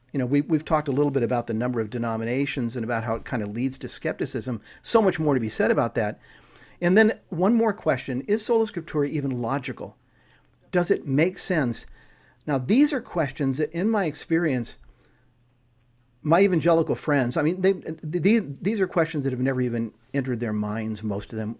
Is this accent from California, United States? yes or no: yes; California, United States; I grew up in California. So I grew up with earthquakes